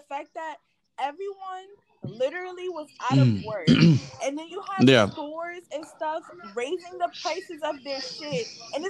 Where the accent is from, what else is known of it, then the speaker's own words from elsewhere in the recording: New York, United States; Listen, I'm from New York.